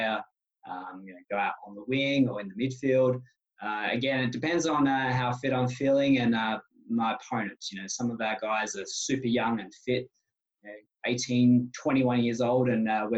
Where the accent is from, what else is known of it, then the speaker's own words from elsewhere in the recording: Perth, Western Australia, Australia; now in Canada; I'm a guy from Perth